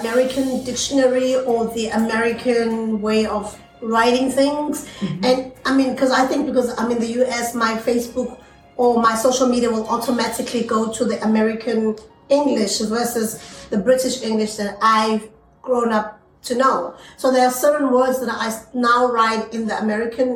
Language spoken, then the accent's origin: English; South Africa; now in United States; my South African people